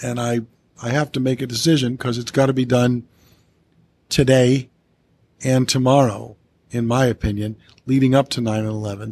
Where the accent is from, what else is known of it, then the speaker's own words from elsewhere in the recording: Coventry, Rhode Island, United States; the one middle school in my hometown of Coventry